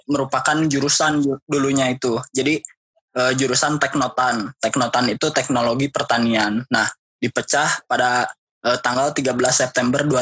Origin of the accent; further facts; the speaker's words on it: Cimahi, West Java, Indonesia; lahannya itu kayak yang sempit gitu Kang okay. nah, Cimahi itu banyaknya bangunan nih